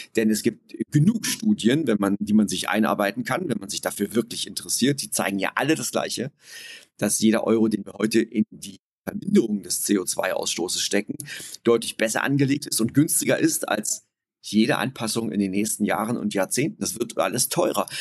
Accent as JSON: {"language": "German", "country": "Germany", "tie": "born or raised there", "said": "ich selbst komme auch aus einem kleinen Städtchen umgeben von vielen Wäldern. Ich bin in diesen Wäldern groß geworden"}